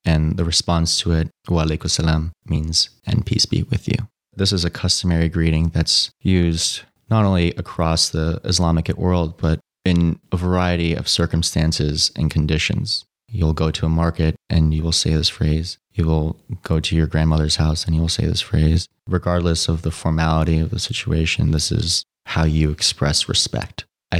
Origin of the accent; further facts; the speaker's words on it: New York City, New York, United States; Growing up in New York City, I was very much exposed to a cutthroat competitive lifestyle.